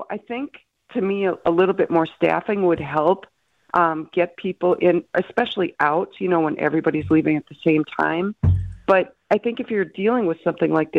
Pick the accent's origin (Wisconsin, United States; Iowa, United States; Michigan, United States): Wisconsin, United States; Milwaukee; I'm from the South Side. My father worked at Harnischweiger P&H. You know, I know the side streets